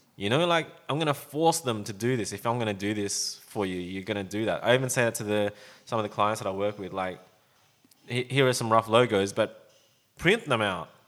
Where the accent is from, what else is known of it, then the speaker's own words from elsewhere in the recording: Sydney, New South Wales, Australia; when I was growing up around Sydney